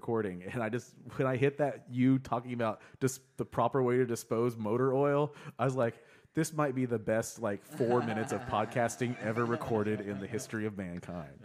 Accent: Sapulpa, Oklahoma, United States; I'm from Sepulpa. It's pretty small.

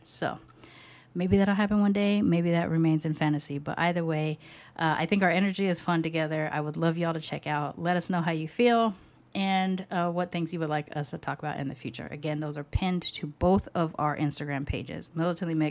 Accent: United States; I was born in the US, but I was raised with a British grandmother

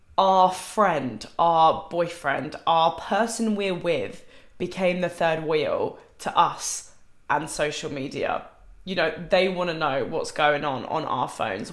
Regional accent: United Kingdom; I'm British.

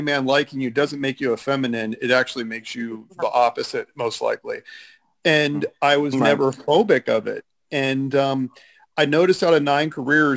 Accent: San Mateo, California, United States; I grew up in San Mateo, California

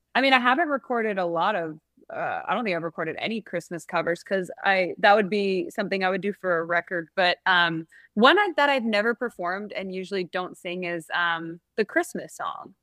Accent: San Francisco, California, United States; I'm from San Francisco, so we would go to the Orpheum Theater there.

